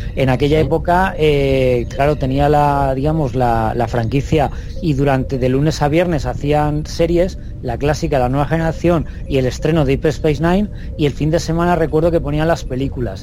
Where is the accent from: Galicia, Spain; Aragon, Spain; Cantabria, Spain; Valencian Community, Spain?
Valencian Community, Spain; Alicante; yo soy de Alicante